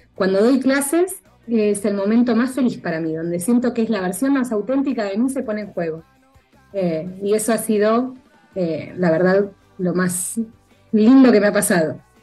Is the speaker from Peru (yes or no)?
no; Argentina